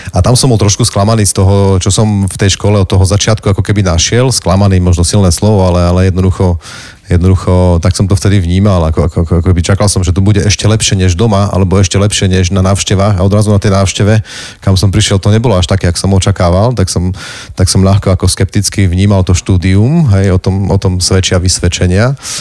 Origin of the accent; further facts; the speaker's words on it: Záhradné, Prešov Region, Slovakia; som sa vrátil domov